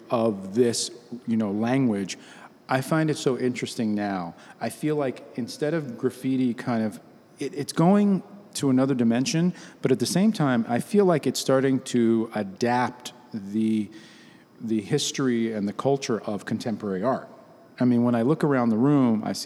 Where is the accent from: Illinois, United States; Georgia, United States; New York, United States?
New York, United States; New York City; growing up in New York City, uptown, going to school on 137th Street